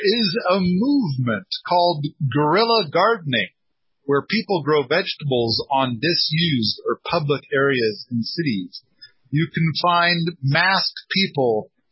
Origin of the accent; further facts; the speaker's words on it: Moscow, Idaho, United States; I was born in Moscow, Idaho